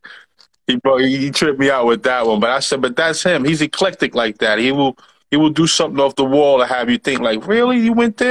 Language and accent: English; New York City, New York, United States; I'm from the Bronx.